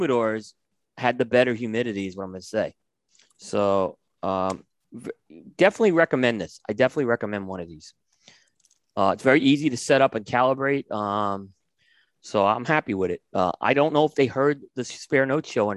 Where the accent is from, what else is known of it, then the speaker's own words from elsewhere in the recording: New York City, New York, United States; moved away; I grew up in New York City. I lived in Brooklyn and Staten Island.